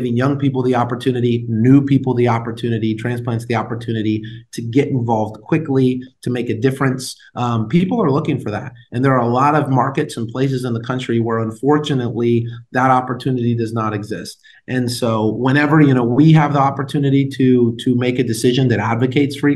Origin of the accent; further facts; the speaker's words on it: San Diego, California, United States; moved away as an adult; also born or lived in Washington, D.C.; now in Arizona, United States; I'm adopted, so that's why I grew up in San Diego